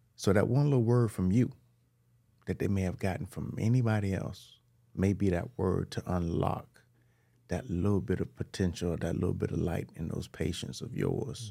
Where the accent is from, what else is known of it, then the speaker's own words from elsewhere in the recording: Miami, Florida, United States; I was born in Liberty City.